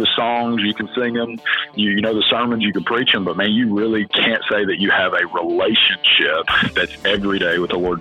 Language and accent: English; West Virginia, United States; I'm originally from West Virginia. A very, very, very small town. There were more cows than people where I lived